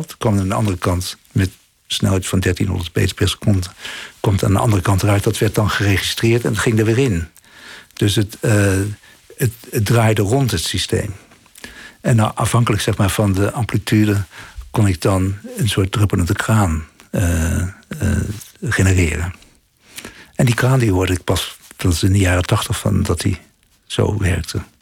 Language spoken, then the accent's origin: Dutch; The Hague, South Holland, Netherlands; moved away as an adult; also born or lived in Delft; dat strand, daar ben ik ongeveer op geboren in Scheveningen. Ik, eh, mijn familie woonde ja, eh, aan het eindpunt van mijn 11.